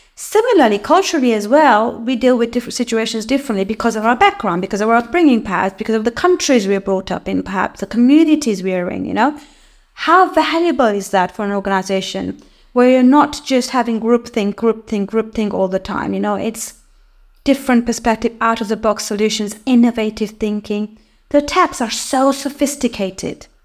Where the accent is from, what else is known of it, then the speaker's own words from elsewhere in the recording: Kenya; moved away as an adult; now in United Kingdom; I come from Kenya. Uh, that's where I was born.